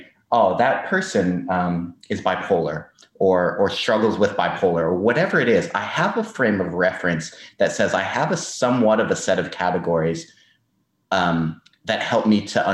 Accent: United States; moved away as an adult; now in Australia; as an American

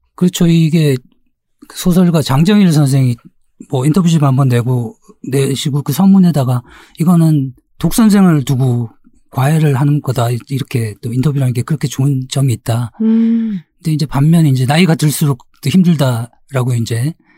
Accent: South Korea; 저도 한국 사람이기 때문에

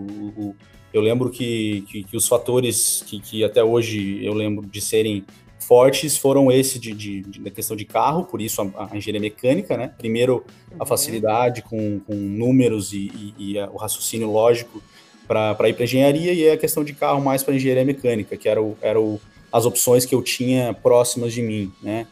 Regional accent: Lages, Santa Catarina, Brazil; eu sou de Lages, Santa Catarina, com bastante orgulho, brasileiro, com bastante orgulho. Tive uma infância feliz

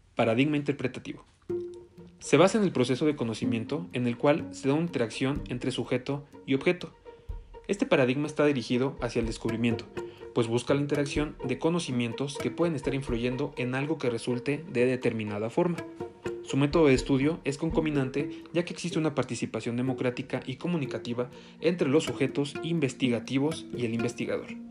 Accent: State of Mexico, Mexico; soy del Estado de México

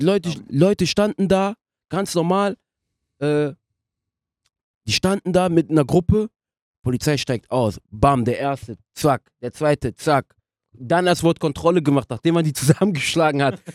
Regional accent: France; German is a second language; now in Germany; ich bin auch in Frankreich aufgewachsen

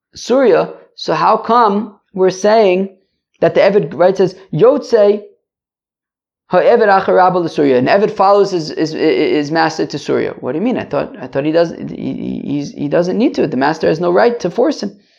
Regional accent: United States; I'm American

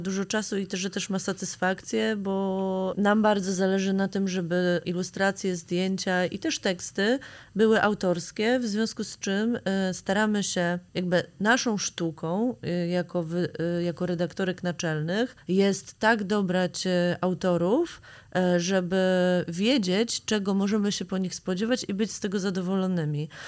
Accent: Grudziądz, Kuyavian-Pomeranian Voivodeship, Poland; now in Warsaw, Poland; My jesteśmy dziewczynami z Grudziądza, które przyjechały do Warszawy

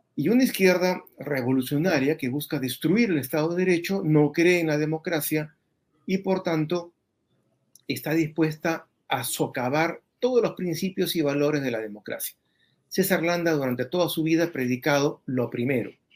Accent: Peru; todos los peruanos

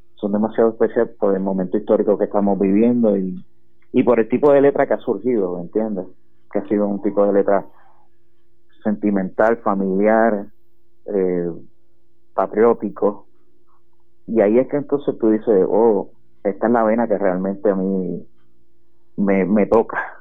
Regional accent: Utuado, Puerto Rico; yo soy utuadeño, yo, nacido, criado y vivo aquí en Utuado

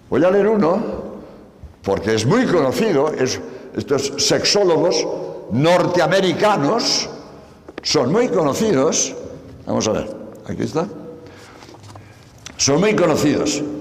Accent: Spain; Por cierto, como eh, sabéis, soy español, hace eh

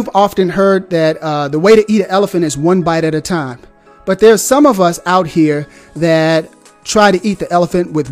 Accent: Deep South, United States; now in Huntsville, Alabama, United States; I'm from the Deep South

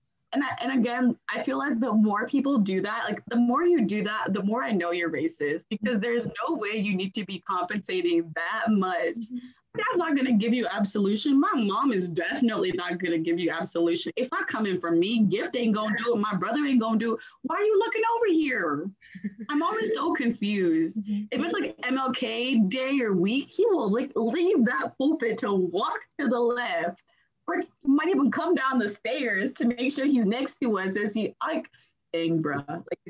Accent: Nigeria; now in United States; I remember like the church people asked us, oh, where are you guys from? We're from Nigeria. And then one of the ladies like that helps run the church, she was like, do you mind dressing in your native wear and dancing through the pews on cultural day?

